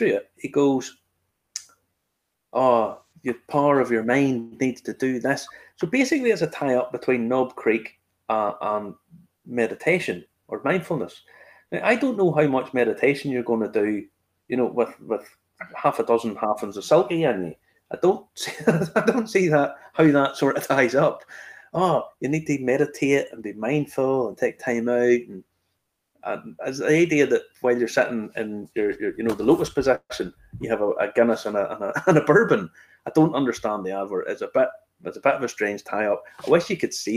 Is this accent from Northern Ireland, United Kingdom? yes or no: yes; Ballymena, Northern Ireland, United Kingdom; I'm from Ballymena